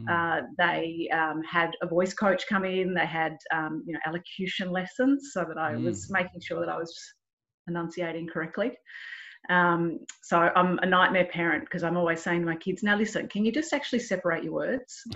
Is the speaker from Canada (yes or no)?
no; Melbourne, Victoria, Australia; I grew up in Melbourne and we've got a bay